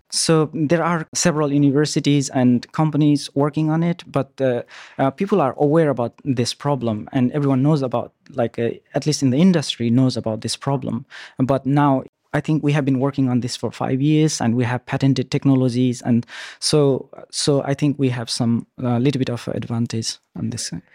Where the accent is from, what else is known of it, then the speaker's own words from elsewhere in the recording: Nepal; moved away; also born or lived in New Zealand; I'm originally from Nepal, and then I lived in New Zealand and quite a long journey.